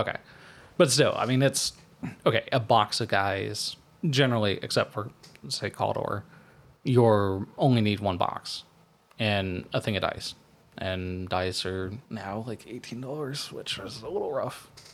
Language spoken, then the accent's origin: English; United States; as an American